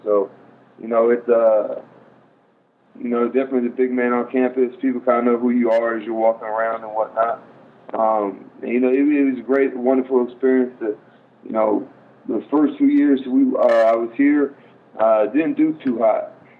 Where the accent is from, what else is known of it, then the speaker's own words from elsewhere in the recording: Philippines; born there; Yeah, I was born in the Philippines, and, you know, my mom was in the Air Force, so we moved around quite a bit.